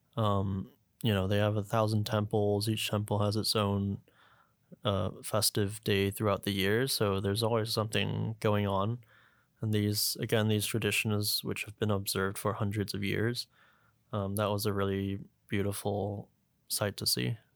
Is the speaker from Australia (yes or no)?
no; Hong Kong; also born or lived in Vancouver, Canada; I was born in Vancouver, but at the age of two, I moved back to, well, my parents moved me back here to Hong Kong with my sister. Uh, we grew up in Discovery Bay